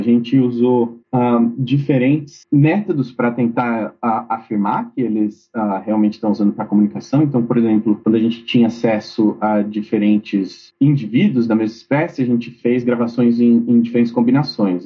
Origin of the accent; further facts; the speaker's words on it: São Paulo, Brazil; Eu sou de São Paulo originalmente